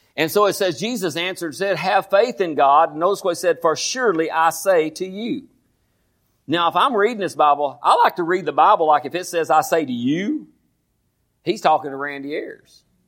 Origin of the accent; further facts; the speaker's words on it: Groesbeck, Texas, United States; I was born here in Groesbeck